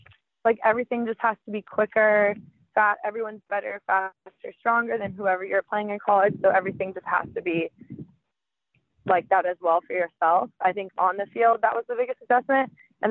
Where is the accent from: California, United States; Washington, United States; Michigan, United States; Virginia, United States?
California, United States; San Diego; moved away as an adult; also born or lived in Clemson; I'm from San Diego